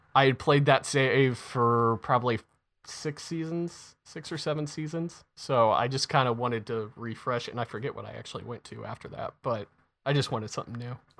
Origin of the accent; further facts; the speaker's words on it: United States; I'm American